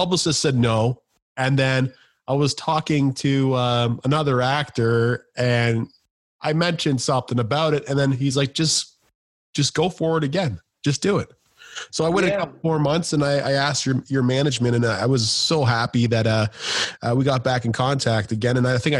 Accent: Canada; especially being Canadian.

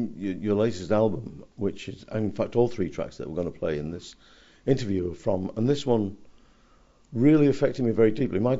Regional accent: England, United Kingdom; born or raised there

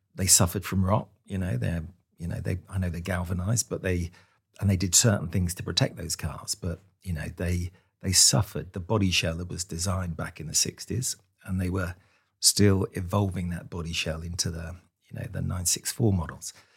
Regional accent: Luton, East of England, United Kingdom; I was born in Luton in, in kind of nineteen sixty

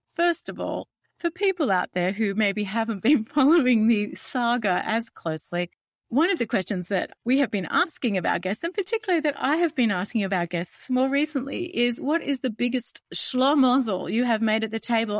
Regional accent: Australia

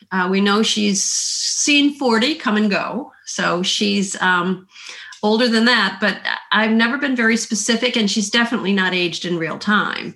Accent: Midwest, United States; also born or lived in Illinois / Minnesota / the South; now in Southern United States; I grew up in the Midwest, um, partly in Illinois near Chicago and partly in Minnesota. I've lived in the South though for the, the vast majority of my life

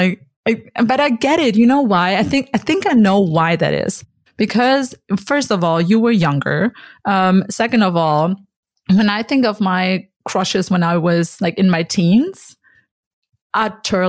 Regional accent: Germany; also born or lived in Connecticut, United States; I'm from Germany

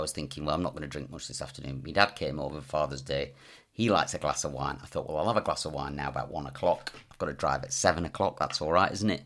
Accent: the north of England, United Kingdom; also born or lived in Bromsgrove, West Midlands / Dundee, Scotland (parents); I was raised in, in the north of England

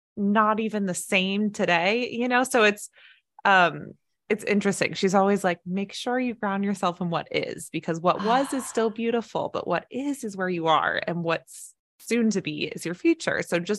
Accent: Dallas, Texas, United States; born there; but I was born in Dallas, Texas, and I lived there twice. And Texas football is such a big thing.

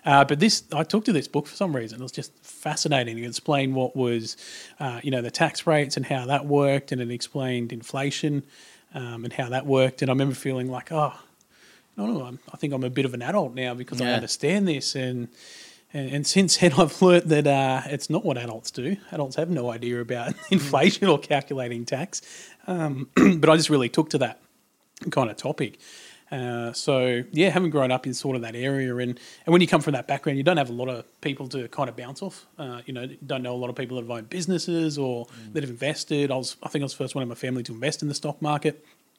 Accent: Tamworth, New South Wales, Australia; grew up in Tamworth, out in country New South Wales. One of six kids.

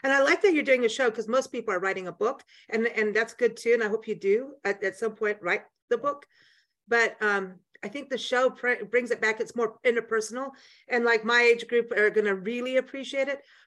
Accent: South Africa; moved away; when I was growing up in South Africa in high school

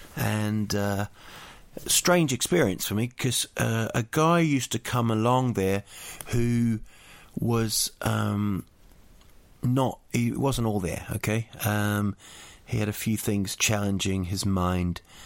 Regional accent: Rotorua, Bay of Plenty, New Zealand; Rotorua, my hometown.

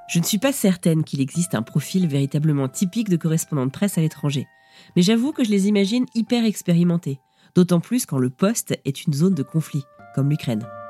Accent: Brest, Brittany, France; je viens de Brest, en France

